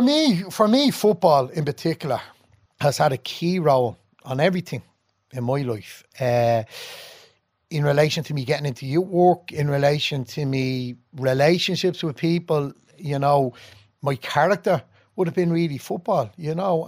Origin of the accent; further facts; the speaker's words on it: Dublin, Leinster, Ireland; I was born and grew up in, uh, Ballymun